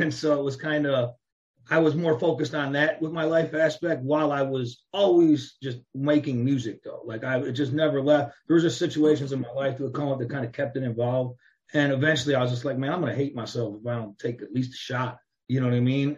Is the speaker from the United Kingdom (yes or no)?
no; Chicago, Illinois, United States; moved away as an adult; also born or lived in Phoenix, Arizona / Los Angeles / Las Vegas / Miami; Chicago, Chicagoland area, outskirts of Chicago, either in the city or outside the city my whole life until I got to about 20 years old